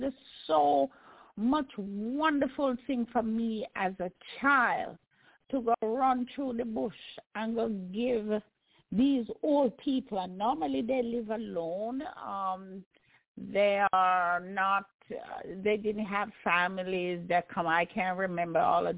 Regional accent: Jamaica; growing up in Jamaica was wonderful

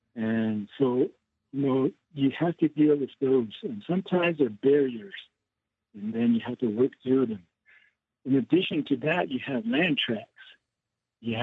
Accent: Crown Point, New Mexico, United States; Privileged to be a Native American colleague and Yate from Crown Point, New Mexico.

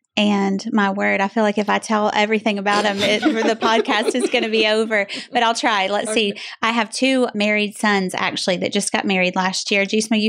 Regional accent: Jacksonville, Florida, United States; I'm from Jacksonville, Florida. Was born and raised there. Lived there 21 years until Jimmy and I got married in December of 1994.

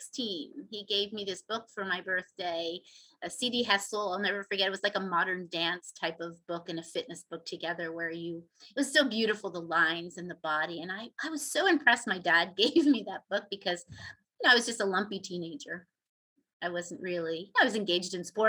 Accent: Philadelphia, Pennsylvania, United States; I grew up in South Philadelphia

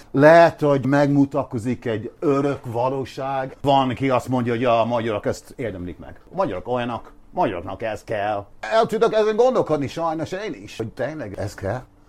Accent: Ireland; Hungarian is a second language; moved away as an adult; now in Budapest, Hungary; én is ír vagyok. Én egy protestáns, misztikus, búzi ember vagyok nektek, jó, oké, okay, de én ide születtem.

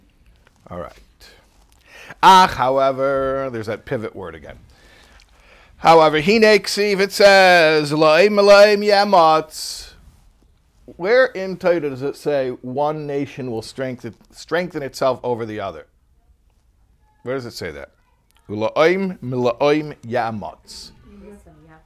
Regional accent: Chicago, Illinois, United States; I'm from Chicago.

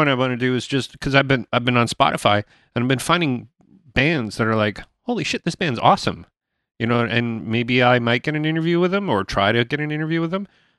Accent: Chicago, Illinois, United States; That's the way I talk. I'm talking from like I'm from Chicago.

